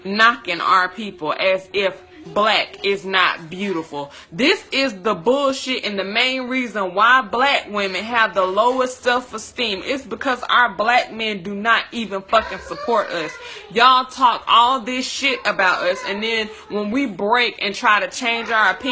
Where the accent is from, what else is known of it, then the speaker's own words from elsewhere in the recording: Tuscaloosa, Alabama, United States; I'm from Tuscaloosa, Alabama